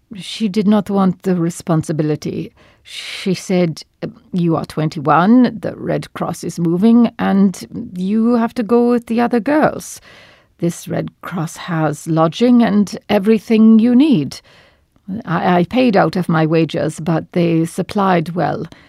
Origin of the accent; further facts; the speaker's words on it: Turkey; moved away as an adult; also born or lived in Batumi, Georgia / France; now in Montreal, Canada; I am born in Batumi, Georgia, on the border of Turkey